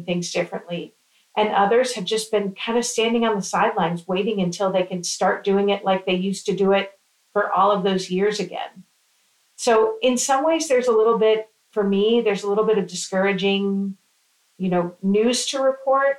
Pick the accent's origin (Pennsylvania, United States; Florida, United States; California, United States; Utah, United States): Florida, United States; I'm from Florida.